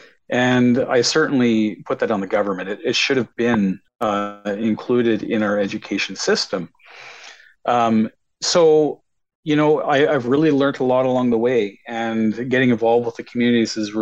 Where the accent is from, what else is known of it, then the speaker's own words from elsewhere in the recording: Ontario, Canada; moved away as an adult; also born or lived in Alberta; I'm from Ontario, Canada, and my home reserve is actually the Saugeen First Nation Reserve